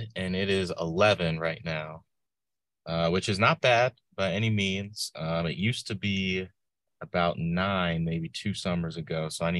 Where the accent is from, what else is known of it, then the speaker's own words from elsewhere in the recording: Midlothian, Virginia, United States; also born or lived in New London, Connecticut / Blacksburg, Virginia; Yeah, so I was born in a small town up north in New London, Connecticut. So if you ever see me liking tweets surrounding UConn, that's why. Big fan of the Huskies, but I grew up in Central Virginia, south of Richmond in Midlothian, Chesterfield County Public Schools